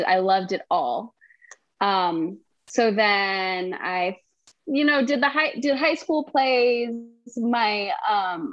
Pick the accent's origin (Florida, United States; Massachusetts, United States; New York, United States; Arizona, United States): Massachusetts, United States; Wellesley; I'm from Massachusetts. I'm from Wellesley, Massachusetts